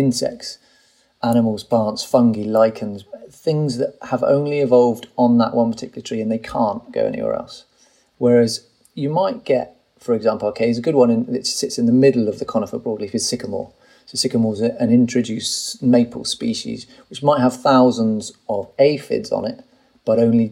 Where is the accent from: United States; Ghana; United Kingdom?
United Kingdom; I'm British